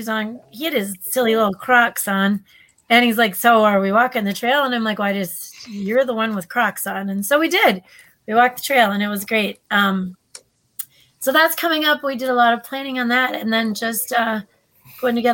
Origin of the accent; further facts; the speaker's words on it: Minnesota, United States; we're from Minnesota